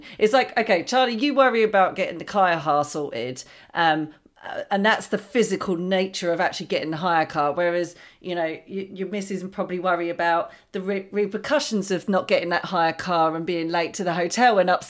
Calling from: East Dulwich, London, United Kingdom; East Dulwich, baby.

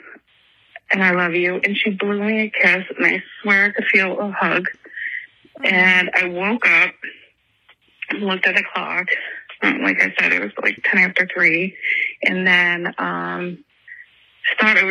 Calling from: Greece, New York, United States; I'm calling from Greece, New York.

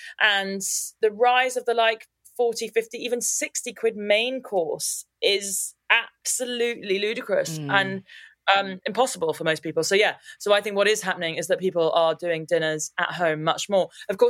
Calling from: London, United Kingdom; I'm talking from London, obviously.

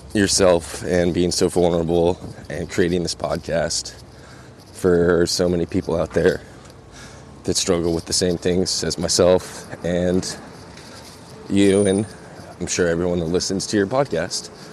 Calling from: New York City, New York, United States; I'm calling from Brooklyn, New York

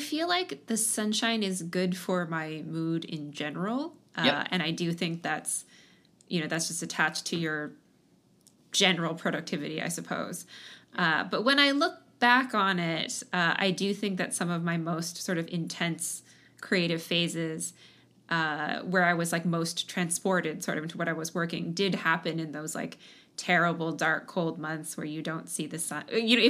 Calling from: Seattle, Washington, United States; I'm at home in Seattle.

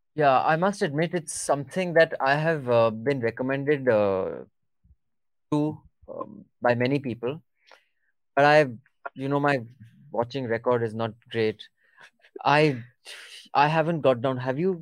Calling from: Noida, Uttar Pradesh, India; I'm calling from Noida.

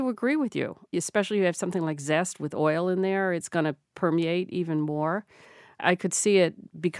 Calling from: Cambridge, Massachusetts, United States; I'm calling from Cambridge, Massachusetts.

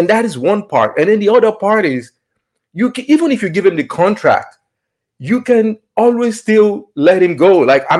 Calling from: Valencia, Valencian Community, Spain; From Valencia, Spain.

